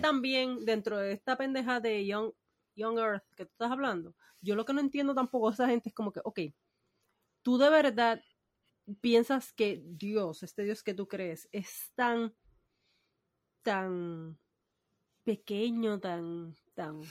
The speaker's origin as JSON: {"language": "Spanish", "country": "Puerto Rico", "also_born_or_lived": "Humacao / Cabo Rojo", "said": "yo soy del campo"}